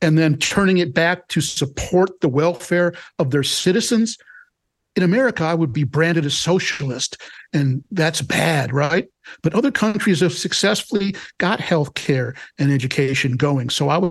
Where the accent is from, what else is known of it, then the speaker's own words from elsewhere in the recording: United States; I'm an American.